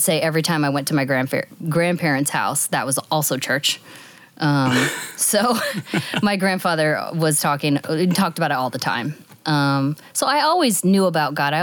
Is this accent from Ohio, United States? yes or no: yes; northwest Ohio, United States; now in Northern Virginia, United States; I grew up in the upper northwest corner of Ohio, very last county before you hit Indiana or Michigan. Very rural area.